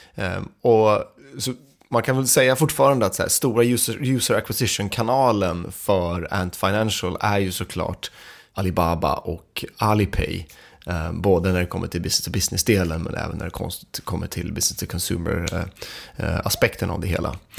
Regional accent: Sweden; vi som svenskar

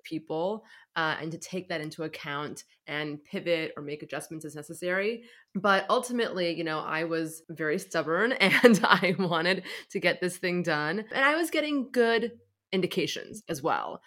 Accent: San Francisco, California, United States; I grew up in San Francisco

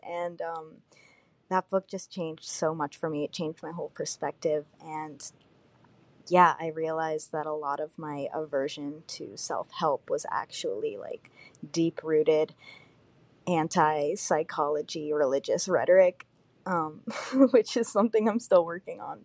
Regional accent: Virginia, United States; I'm from Virginia

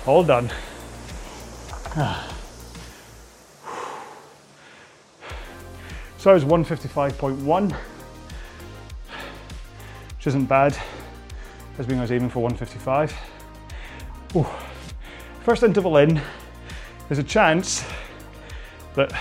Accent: Scotland, United Kingdom; accent: Scottish; my wee Scottish accent

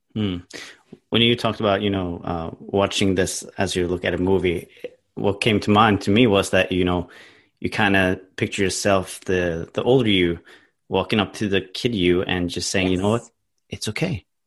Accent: Norway; English is a second language; I'm from Norway, so obviously English is not my first language.

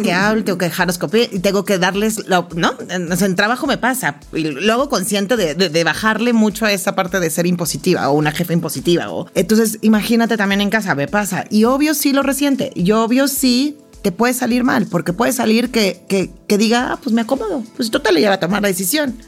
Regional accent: Mexico; yo también he hecho muchas cosas que no siguen la línea típica de la mexicana típica

